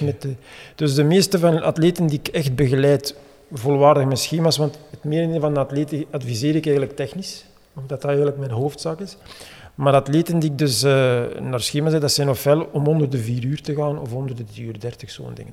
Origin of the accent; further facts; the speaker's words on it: Hamme, Flanders, Belgium; ik ben eigenlijk van Hamme